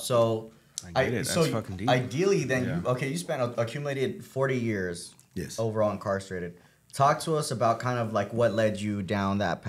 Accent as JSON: {"language": "English", "town": "Downey", "region": "California", "country": "United States", "said": "I'm coming from, this is the first time I really say it, but I'm coming from Downey."}